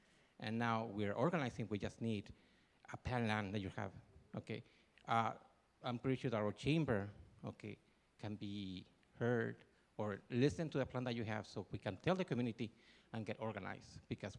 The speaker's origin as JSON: {"language": "English", "town": "Torreón", "region": "Coahuila", "country": "Mexico", "tie": "born or raised there", "moved": "yes", "lives_now": "Inland Empire, California, United States", "said": "I was born in Mexico, Torreón, Coahuila."}